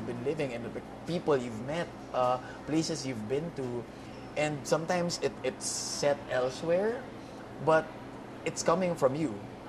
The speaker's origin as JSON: {"language": "English", "country": "Philippines", "tie": "born or raised there", "said": "I grew up in the Philippines. I want to be able to share whatever I've experienced in my 30 years of existence in this country"}